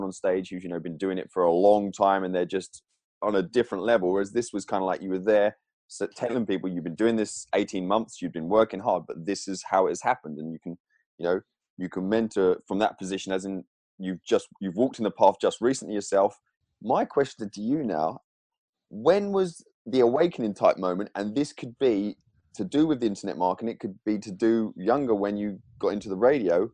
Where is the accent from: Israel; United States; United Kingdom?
United Kingdom; England; growing up in England and the school, I paid attention in school